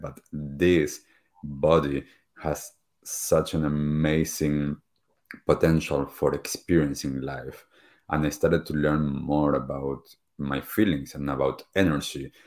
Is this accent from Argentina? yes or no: yes; Argentina; moved away; I grew up back in Argentina